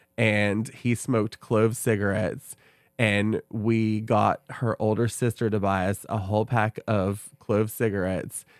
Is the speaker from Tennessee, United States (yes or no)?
yes; Oak Ridge, Tennessee, United States; I grew up in Oak Ridge